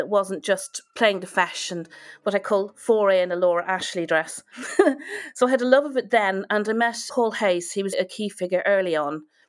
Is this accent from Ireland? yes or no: yes; Ireland; moved away as an adult; also born or lived in Wales; now in United Kingdom; I was born in Wales to parents of Irish descent. So we moved to Ireland when I was three. And I was lucky enough to go to the Royal Irish Academy of Music and to Trinity College. I moved back to the UK in about 1998-99.